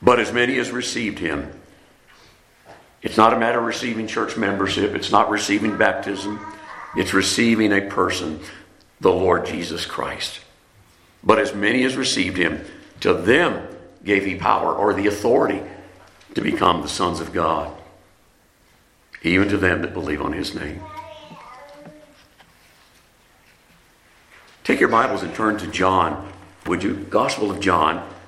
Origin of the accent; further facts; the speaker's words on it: France; moved away; also born or lived in Keflavik, Iceland / Columbus, Mississippi; I was born in France